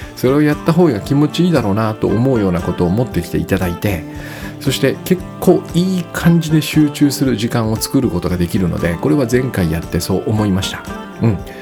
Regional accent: Hachioji, Tokyo, Japan; 私の地元の南大沢です

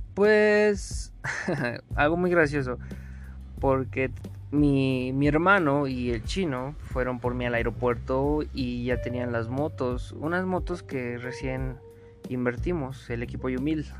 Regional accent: Río Frío, Mexico; moved away; also born or lived in Mexico City; a ver a mis papás al pueblo, a Río Frío

